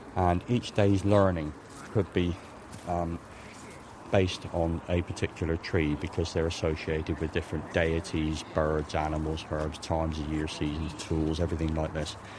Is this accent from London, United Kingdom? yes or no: no; Cornwall, South West England, United Kingdom; moved away as an adult; now in Ireland; I'm a Cornishman. I'm not English. I came over from Cornwall about 12 years ago